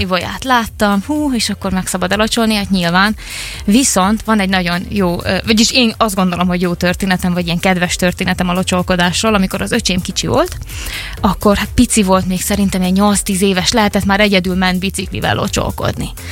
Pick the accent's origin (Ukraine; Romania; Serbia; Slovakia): Serbia; Ada, Vojvodina; now in Szeged, Hungary; én otthon voltam, Adán, én vajdasági vagyok